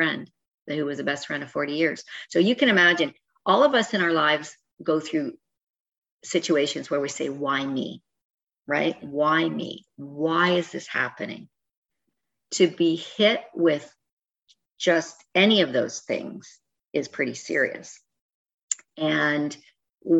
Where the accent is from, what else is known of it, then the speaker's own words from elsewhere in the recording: Canada; I'm Canadian